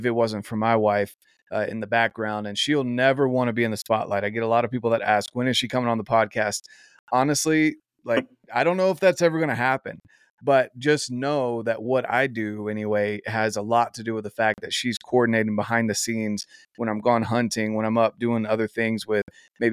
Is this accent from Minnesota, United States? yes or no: no; North Carolina, United States; I grew up in North Carolina